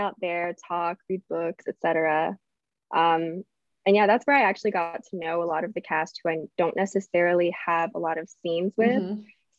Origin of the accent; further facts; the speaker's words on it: Atlanta, Georgia, United States; I grew up in the South.